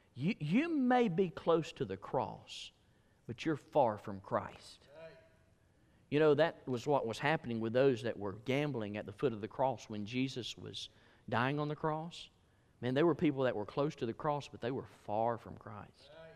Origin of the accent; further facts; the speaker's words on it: Alabama, United States; I was from Alabama